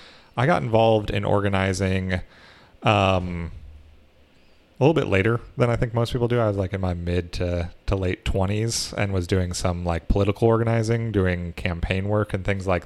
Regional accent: Iowa, United States; moved away; also born or lived in Minnesota; I grew up in Iowa, so I got to take part in the, Iowa caucuses

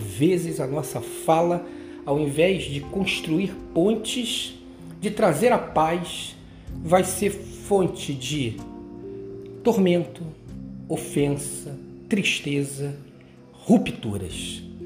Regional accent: Rio de Janeiro, Brazil; quando eu era menino lá em Bras de Pina, morava numa rua perto de uma ladeira

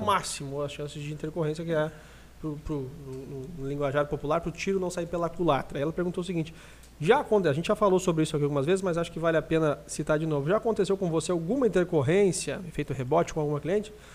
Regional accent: Lajeado, Rio Grande do Sul, Brazil; a gente é de Lajeado, aqui do Rio Grande do Sul

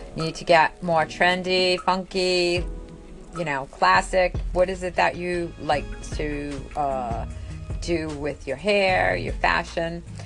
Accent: New England, United States; I'm from New England. I'm in the United States of America

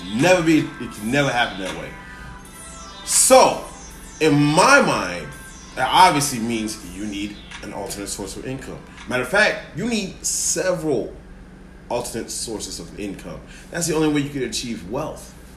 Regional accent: West Side, Illinois, United States; I grew up and I was born and raised on the West Side

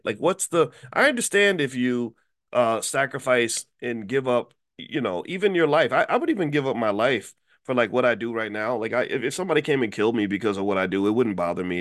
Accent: Louisville, Kentucky, United States; my hometown of Louisville, Kentucky

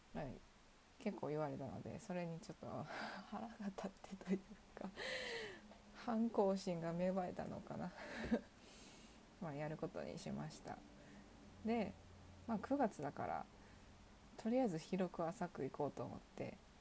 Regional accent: Kansai, Japan; 地元の関西で行けるところ今の住んでいる実家から行けるところ

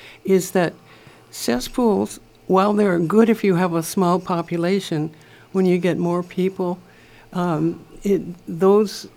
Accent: Windward Oahu, Hawaii, United States; I grew up on Windward Oahu, too. And I remember as a kid, we used to go down to Kaneohe Bay and dig for clams

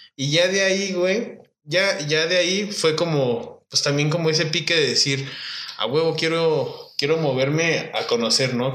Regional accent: Irapuato, Guanajuato, Mexico; mi pueblo, Irapuato, Guanajuato

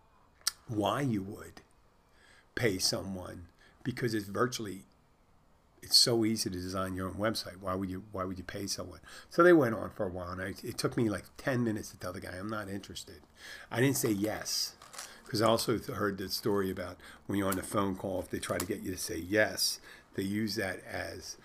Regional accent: Philadelphia, Pennsylvania, United States; moved away; I'm originally from Philadelphia

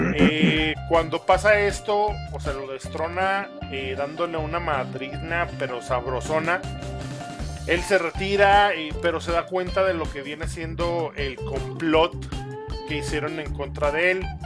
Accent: Mexico; como mal mexicano, güey, que somos

